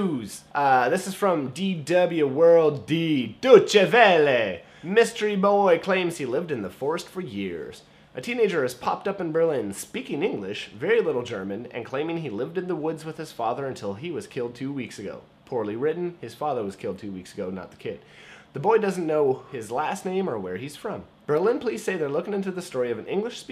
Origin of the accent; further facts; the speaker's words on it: East Coast Canada, Atlantic Canada, Canada; I'm from the East Coast Canada, so we were a little bit behind to begin